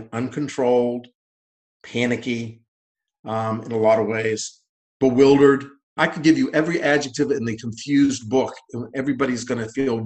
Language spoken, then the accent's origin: English; New England, United States; moved away as an adult; also born or lived in Boston; now in West Virginia, United States; I'm from New England originally